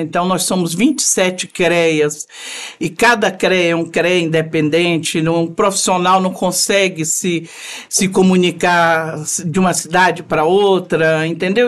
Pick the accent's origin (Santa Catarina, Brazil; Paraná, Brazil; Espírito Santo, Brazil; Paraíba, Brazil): Espírito Santo, Brazil; moved away as an adult; also born or lived in Vitória; now in Brasília, Brazil; eu sou formada em Vitória, sou capixaba, formada em Vitória. Mas em menos de dois meses de formada, eu fui para Brasília e fiz toda a minha vida profissional lá